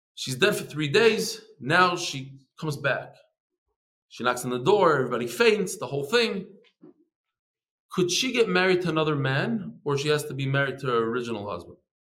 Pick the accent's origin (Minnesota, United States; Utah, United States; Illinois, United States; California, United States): Illinois, United States; Chicago; I'm from Chicago